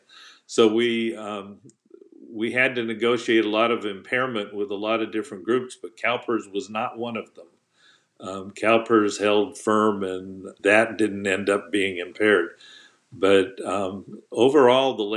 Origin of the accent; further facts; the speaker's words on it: Fresno, California, United States; I had previously been city manager in my hometown of Fresno during the downturn